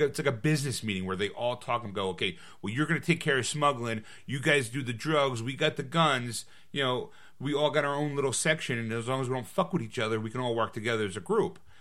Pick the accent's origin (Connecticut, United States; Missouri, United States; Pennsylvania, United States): Pennsylvania, United States; Philadelphia; it was filmed in my hometown